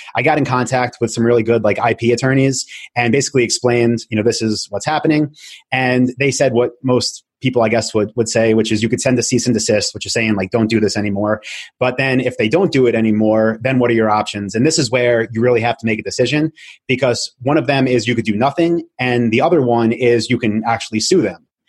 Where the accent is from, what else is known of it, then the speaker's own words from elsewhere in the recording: Long Island, New York, United States; also born or lived in Albany, New York; I'm from Long Island, moved back there